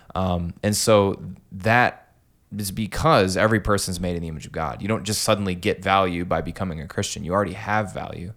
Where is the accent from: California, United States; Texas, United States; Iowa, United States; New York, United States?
Iowa, United States; Clinton; also born or lived in Des Moines, Iowa; I'm from Clinton